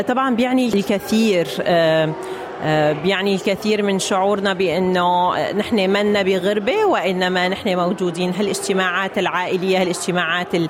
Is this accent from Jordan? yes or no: no; Syria; moved away as an adult; also born or lived in Egypt; now in Australia; أنا من سوريا متزوجة مصري